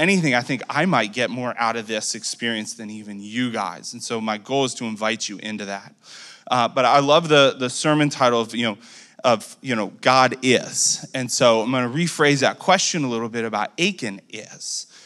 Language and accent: English; Ohio, United States; now in Nashville, United States; I guess we're 13 and some change now in Nashville, is to be able to be here in front of you guys. I'm originally from Ohio